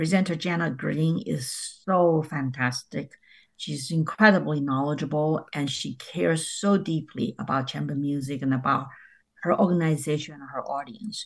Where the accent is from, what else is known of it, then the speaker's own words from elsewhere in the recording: Taiwan; now in New York, United States; I'm from Taiwan